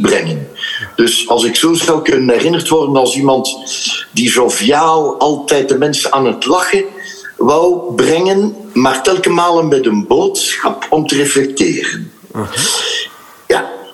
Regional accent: Ghent, Flanders, Belgium; ik ben van Gent

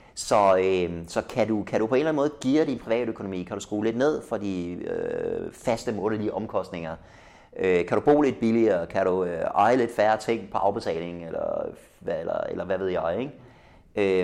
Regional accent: Denmark

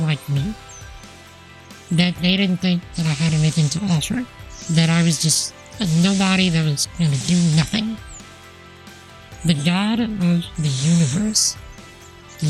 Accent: Bayou Vista, Louisiana, United States; also born or lived in Houma, Louisiana; I was born in Houma, but I was raised in Valle Vista.

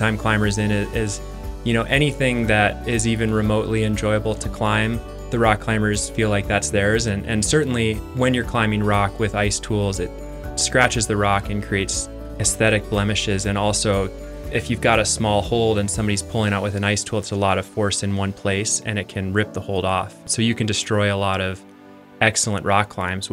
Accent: Iowa, United States; moved away as an adult; also born or lived in Teton Valley, Wyoming / Victor, Idaho; now in Longmont, United States; I grew up in Iowa

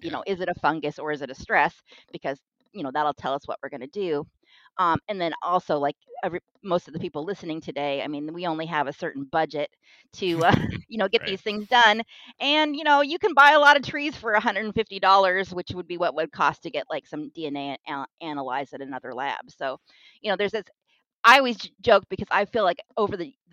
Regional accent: Kitsap Peninsula, Washington, United States; I'm from Washington State. I grew up in the Kitsap Peninsula in a wooded area.

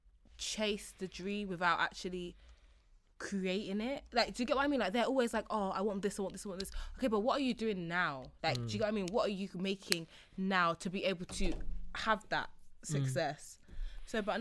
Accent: London, United Kingdom; I'm from North.

